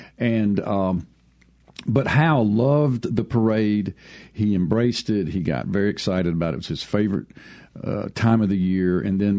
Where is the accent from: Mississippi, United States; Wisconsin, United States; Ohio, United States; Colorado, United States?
Mississippi, United States; Mississippi Gulf Coast, United States; moved away as an adult; also born or lived in New Orleans, Louisiana / Jackson, Mississippi; And I had lived in New Orleans. My brother and I both had lived in New Orleans. We grew up on the Gulf Coast.